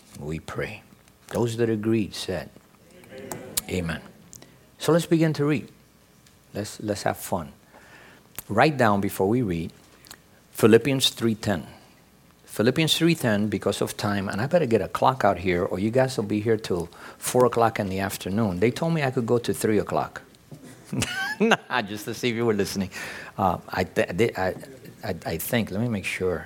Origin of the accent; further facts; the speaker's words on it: New York City, New York, United States; English is a second language; I grew up in New York City, and you know, I'm a city kid